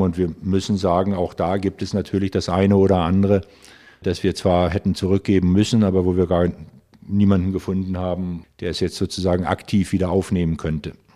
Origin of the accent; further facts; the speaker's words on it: Germany; wir sind jetzt hier als Deutsche